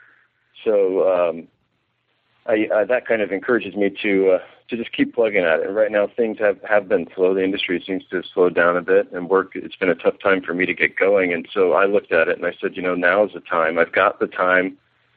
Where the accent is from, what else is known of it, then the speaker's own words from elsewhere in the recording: Severna Park, Maryland, United States; moved away as an adult; I'm from Maryland, from Severna Park, Maryland